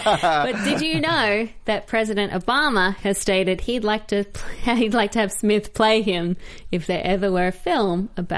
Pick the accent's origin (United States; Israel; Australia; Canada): Australia; in Australia, we obviously don't celebrate the American Independence Day on July 4.